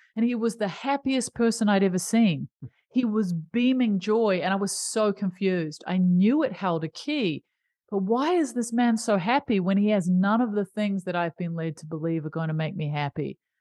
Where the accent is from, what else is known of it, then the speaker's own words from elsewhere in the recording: New Zealand; I grew up in New Zealand